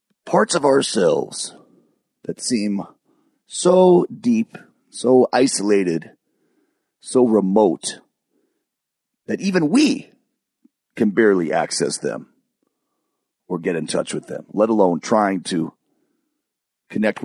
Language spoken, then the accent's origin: English; Michigan, United States; also born or lived in California; I moved to Michigan